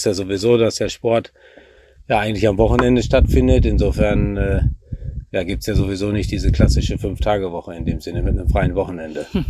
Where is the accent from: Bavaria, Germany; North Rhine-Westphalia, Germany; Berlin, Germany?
North Rhine-Westphalia, Germany; Warendorf; gebürtiger Warendorfer